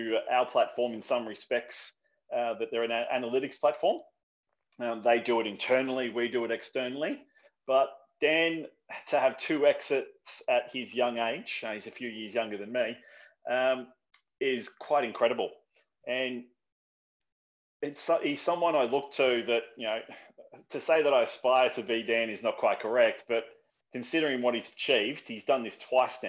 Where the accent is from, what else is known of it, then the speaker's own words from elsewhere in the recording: Australia; I'm Australian